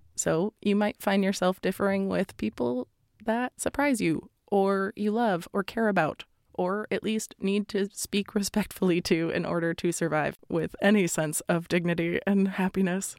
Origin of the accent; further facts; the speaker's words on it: Florida, United States; I come from Florida